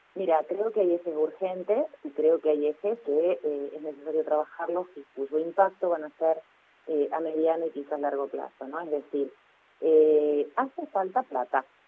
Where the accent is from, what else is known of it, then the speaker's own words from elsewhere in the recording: Rosario, Santa Fe, Argentina; yo soy de Rosario